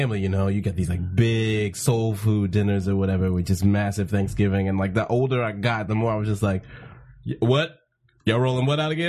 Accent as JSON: {"language": "English", "region": "Texas", "country": "United States", "said": "I'm from Texas. My whole family's from Louisiana."}